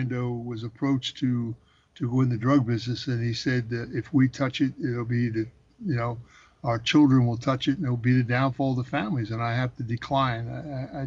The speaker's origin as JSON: {"language": "English", "town": "Philadelphia", "region": "Pennsylvania", "country": "United States", "tie": "born or raised there", "said": "when I was a kid growing up in Philadelphia"}